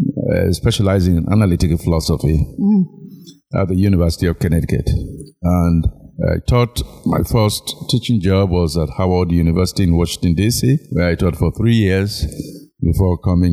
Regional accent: Sierra Leone; moved away as an adult; also born or lived in United States; I'm from Sierra Leone. I'm the first of six children of a late … I had my primary and high school education here in Sierra Leone.

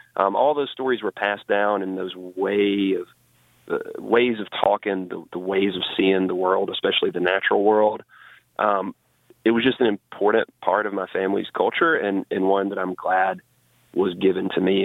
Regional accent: Alabama, United States; growing up in Alabama

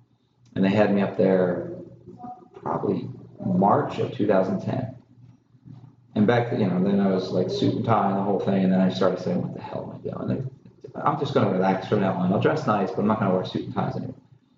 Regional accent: Canada; I've never been so angry in all my life, and I'm Canadian.

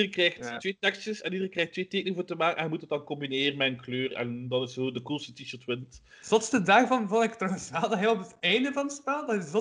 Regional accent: Flanders, Belgium; Maar Vlamingen we moeten echt wel heel hard werken ervoor, heb ik al gemerkt.

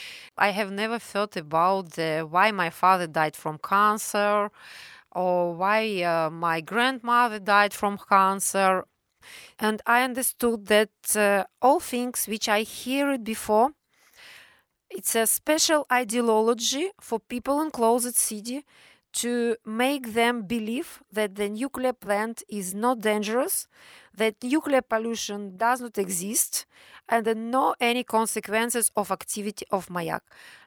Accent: Ozyorsk, Chelyabinsk Oblast, Russia; born there; I was born in a closed city in 1972. It was a secret nuclear city in Soviet time.

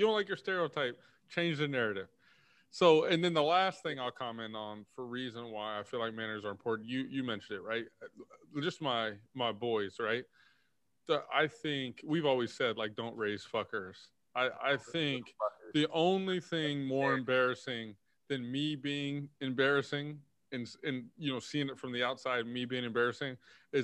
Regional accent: Texas, United States; I'm from Texas

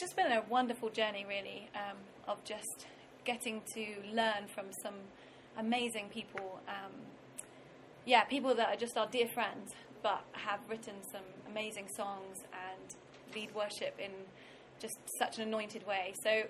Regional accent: London, United Kingdom; moved away as an adult; also born or lived in Brighton; now in United States; Sam from Wales, I was from London, moved as students

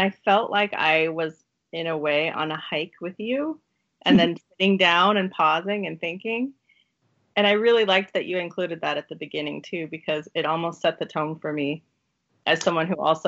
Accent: Eugene, Oregon, United States; you went to school in Oregon, where I'm from.

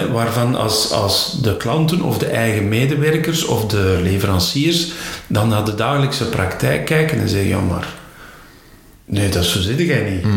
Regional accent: Flanders, Belgium; bij ons in Vlaanderen

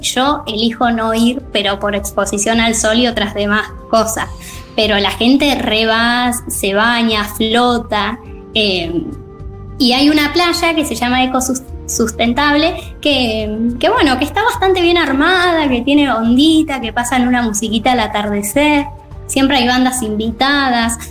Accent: southwest of Buenos Aires Province, Argentina; now in Carhué, Argentina; yo soy de acá de la, provincia de Buenos Aires, del sudoeste, ahora vivo en Carué

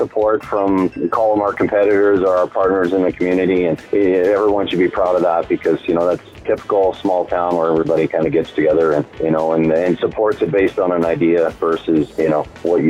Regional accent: Westlock, Alberta, Canada; I grew up in Westlock

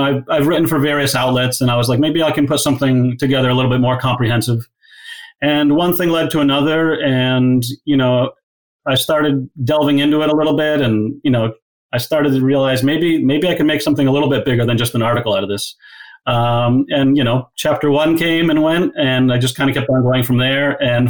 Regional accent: Walpole, Massachusetts, United States; playing in my hometown of Walpole with friends and family that I grew up

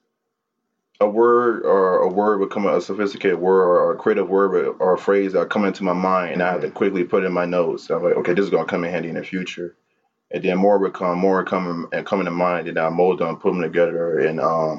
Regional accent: Miami, Florida, United States; my hometown, Miami

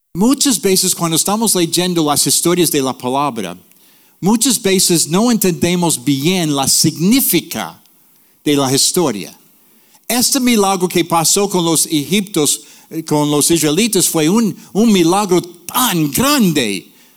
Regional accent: North New Jersey, United States; Spanish is a second language; moved away; also born or lived in Puerto Rico; Yo nací en Nueva Jersey, North New Jersey, in the ghetto.

